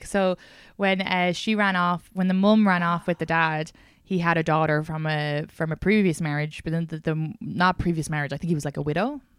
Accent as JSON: {"language": "English", "country": "Ireland", "tie": "born or raised there", "moved": "yes", "said": "I grew up in Ireland"}